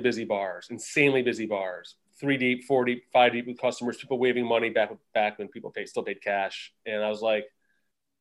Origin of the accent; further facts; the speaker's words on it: Oswego County, upstate New York, United States; moved away as an adult; now in New York City, United States; I'm originally from upstate as well. I grew up about an hour north of Syracuse near in Oswego County.